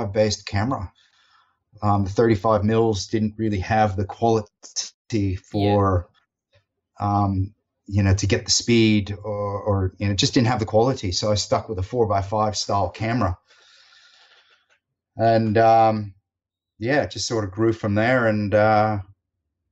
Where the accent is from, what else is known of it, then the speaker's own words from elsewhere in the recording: United States; now in Australia; I will always be an American, or a US-based American